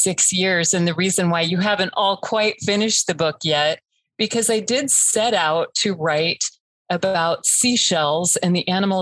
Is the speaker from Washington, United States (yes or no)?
no; Florida, United States; I grew up in Florida